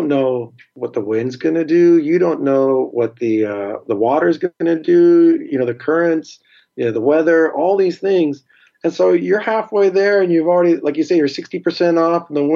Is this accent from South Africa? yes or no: no; Seattle, Washington, United States; I'm from Seattle and Seattle has water